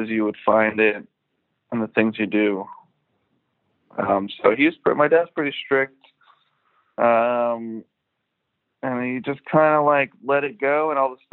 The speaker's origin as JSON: {"language": "English", "town": "Philadelphia", "region": "Pennsylvania", "country": "United States", "tie": "born or raised there", "also_born_or_lived": "Willow Grove, Pennsylvania", "moved": "as an adult", "lives_now": "Brooklyn, United States", "said": "I grew up in Philadelphia, Northeast Philly, like around the Roosevelt Mall, Cobham, Castor area."}